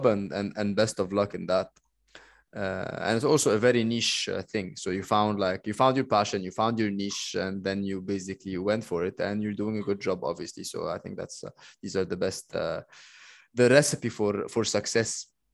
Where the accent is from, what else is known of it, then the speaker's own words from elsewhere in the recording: Egypt; I'm Egyptian